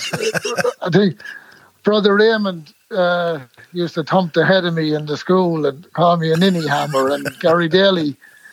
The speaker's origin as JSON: {"language": "English", "town": "Clara", "region": "County Offaly", "country": "Ireland", "tie": "born or raised there", "also_born_or_lived": "New York City", "accent": "Clara", "moved": "as an adult", "lives_now": "Lancaster, United States", "said": "growing up in the Green was great."}